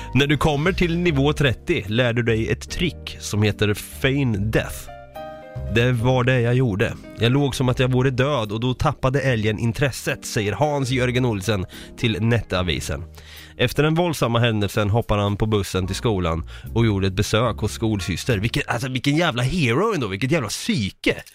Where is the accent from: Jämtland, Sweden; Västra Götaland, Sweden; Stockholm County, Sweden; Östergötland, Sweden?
Östergötland, Sweden; home town near Vrinneviskogen; min hemstad